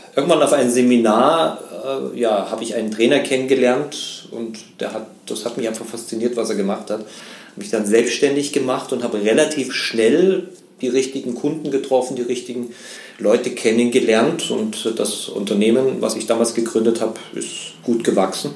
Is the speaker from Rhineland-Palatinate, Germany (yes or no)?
no; Munich, Bavaria, Germany; also born or lived in Vienna; now in Chiemgau, Germany; ich äh, bin in München groß geworden